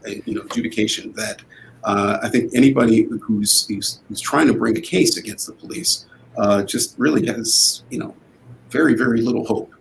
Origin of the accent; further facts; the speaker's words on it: Shaker Heights, Ohio, United States; also born or lived in Cleveland, Ohio; growing up in Shaker Heights uh, was uh, a formative experience. I, you know, I also, you know, grew up partially in Cleveland